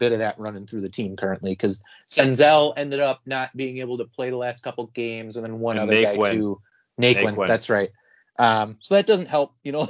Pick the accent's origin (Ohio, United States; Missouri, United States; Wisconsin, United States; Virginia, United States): Wisconsin, United States; northern; I am from very northern Wisconsin.